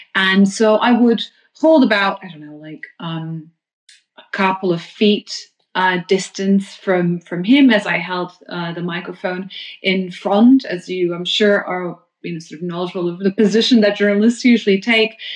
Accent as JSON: {"language": "English", "region": "London", "country": "United Kingdom", "said": "as a Londoner"}